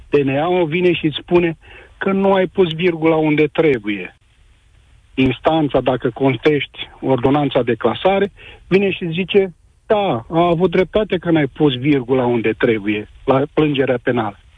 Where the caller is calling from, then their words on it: Timișoara, Timiș County, Romania; Sunt din Timișoara, sunt președinte de sindicat